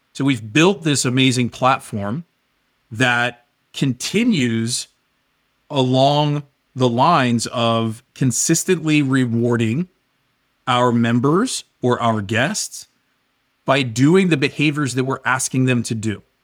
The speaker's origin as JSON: {"language": "English", "town": "Washington", "region": "District of Columbia", "country": "United States", "tie": "born or raised there", "also_born_or_lived": "Northern Virginia", "moved": "as an adult", "lives_now": "Southern California, United States", "said": "I grew up, for the most part, in the Washington, D C area"}